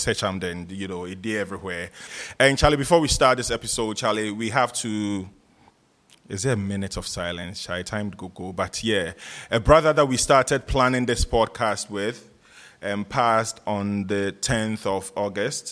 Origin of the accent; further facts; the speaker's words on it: Accra, Greater Accra, Ghana; I was born and bred in North Kanishi. Like my house, I was born in the house. I've lived in North Kanishi all my life